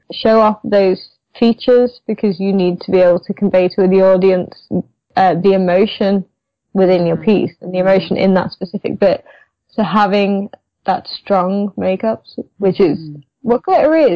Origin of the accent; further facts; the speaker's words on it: United Kingdom; I'm British. I like tea